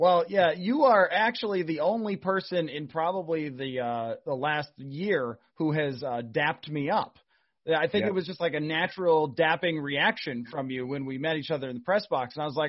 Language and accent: English; New York, United States; now in Minnesota, United States; I grew up in New York